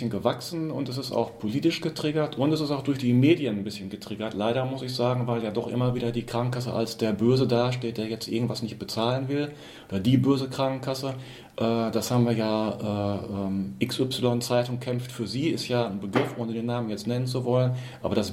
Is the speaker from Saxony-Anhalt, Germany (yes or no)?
no; Minden, North Rhine-Westphalia, Germany; born there; ich bin quasi gebürtiger Mindener. Wir sitzen hier in Minden, im schönen Ostwestfalen